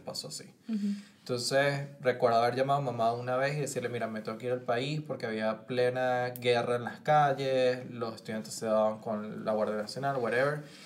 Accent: Caracas, Capital District, Venezuela; moved away as an adult; now in United States; como venezolano estaba viviendo en Caracas

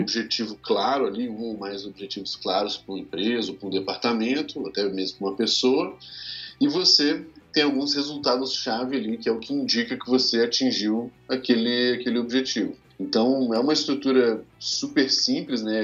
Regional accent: Minas Gerais, Brazil; moved away; sou mineiro, né, mais conhecido como mineiro, inclusive

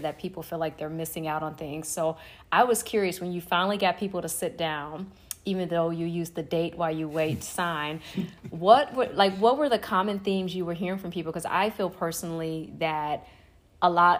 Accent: Chicago, Illinois, United States; I'm from Chicago

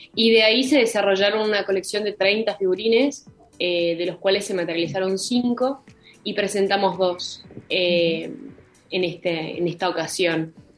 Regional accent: Milan, Lombardy, Italy; yo nací en Milán

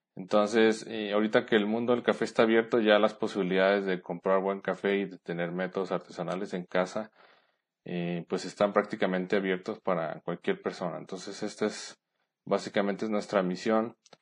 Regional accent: Guadalajara, Jalisco, Mexico; moved away as an adult; now in San Luis Potosí, Mexico; Soy de Guadalajara, Jalisco, pero actualmente vivo en San Luis Potosí con mi esposa.

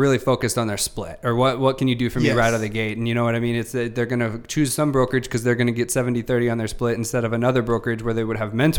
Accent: Sacramento, California, United States; moved away as an adult; now in San Diego, United States; So I came out to San Diego about 2010. I'm from Sacramento, born and raised in Northern California. Moved down here when I was about 24.

